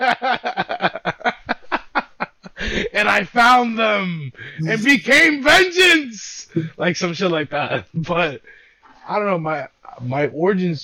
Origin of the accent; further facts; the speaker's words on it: New York City, New York, United States; I was born and raised in Brooklyn